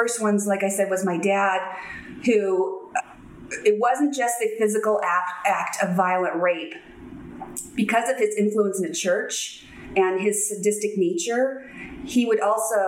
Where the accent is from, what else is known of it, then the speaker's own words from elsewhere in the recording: San Diego, California, United States; So I grew up in San Diego, and my parents got divorced when I was 4